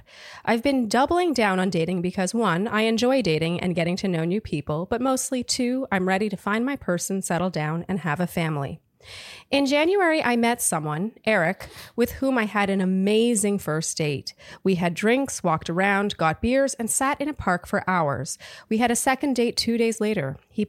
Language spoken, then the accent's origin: English; Montreal, Quebec, Canada; now in San Francisco, United States; I'm a 31-year-old single female living in San Francisco, but I'm from Montreal, Canada.